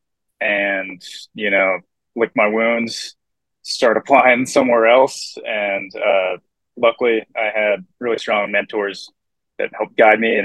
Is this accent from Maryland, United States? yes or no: yes; Southern Maryland, United States; I grew up in Southern Maryland near Pax River